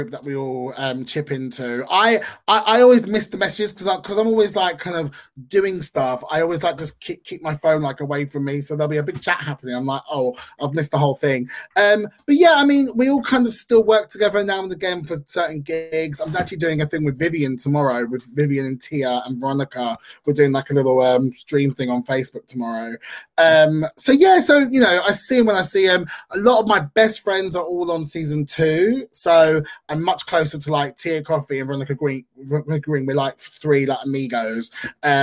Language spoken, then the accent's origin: English; London, United Kingdom; London, of course, is London, my hometown